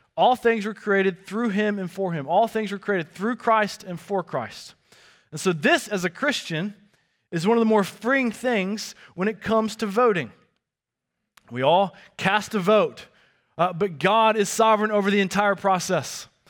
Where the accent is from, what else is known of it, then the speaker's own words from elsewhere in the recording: the South, United States; growing up in the South